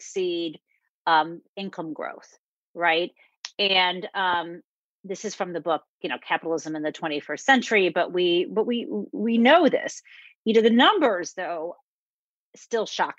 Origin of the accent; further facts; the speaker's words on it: Midwest, United States; I grew up in the Midwest